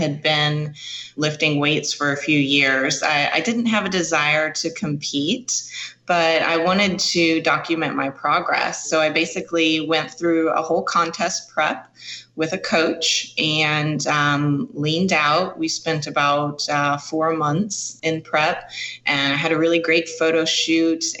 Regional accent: Evansville, Indiana, United States; now in Nashville, United States; Evansville, Indiana, which is my hometown

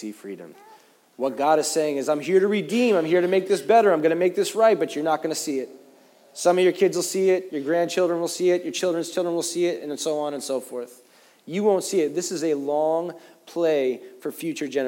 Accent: United States; now in New York, United States; As American Christians

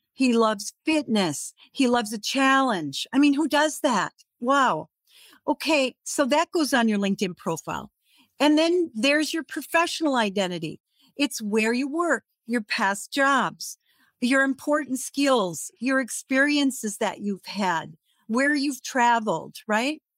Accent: Redwood Falls, Minnesota, United States; moved away; I was in my hometown, Redwood Falls, Minnesota

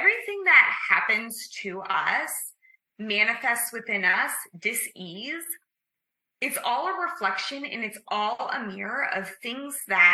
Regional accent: Midwest, United States; as a young child growing up in the Midwest

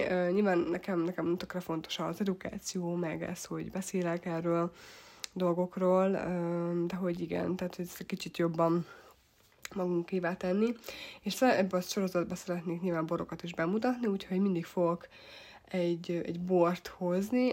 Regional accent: Tokaj, Borsod-Abaúj-Zemplén, Hungary; tokai vagyok, illetve itt nőttem fel

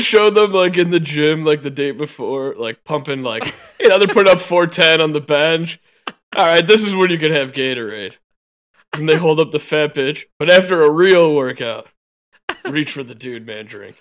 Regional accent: Illinois, United States; I'm from Illinois

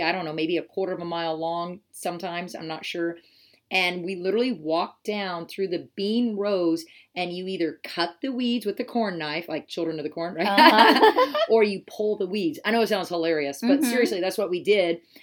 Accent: Wahoo, Nebraska, United States; moved away; I was born and raised in Nebraska on a farm.

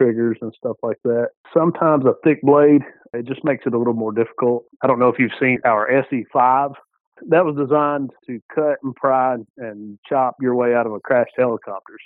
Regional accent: Georgia, United States; I'm from Georgia

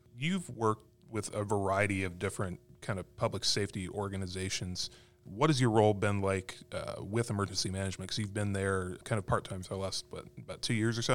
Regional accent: Arizona, United States; moved away; growing up in Arizona

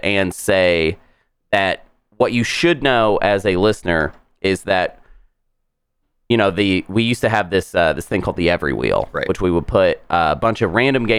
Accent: United States; We're from America.

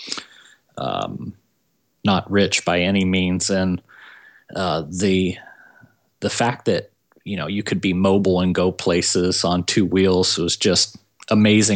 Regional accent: Southern California, United States; I'm from Southern California.

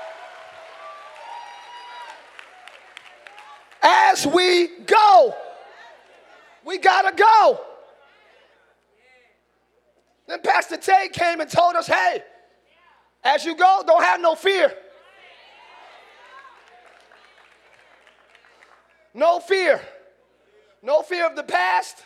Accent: New Jersey, United States; now in Orlando, United States; I'm from up north. I'm from Jersey.

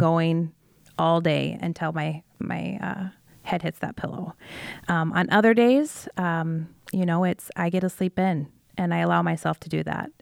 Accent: Iowa, United States; from Iowa, um, born and raised

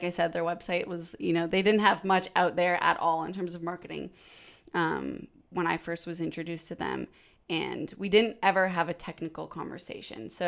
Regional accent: Canada; now in Nashville, United States; No, yeah, I'm so I'm from Canada originally. Um, but I've lived in Nashville for four almost 4 years

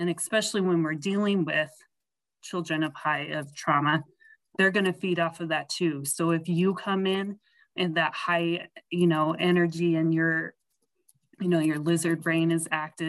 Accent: Sheridan, Wyoming, United States; I'm from Sheridan, and I teach at Holy Name Catholic School here.

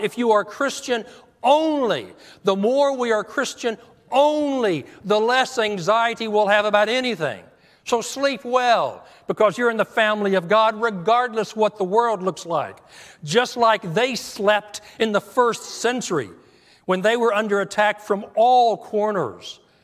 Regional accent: United States; As an American, I'm proud to be an American

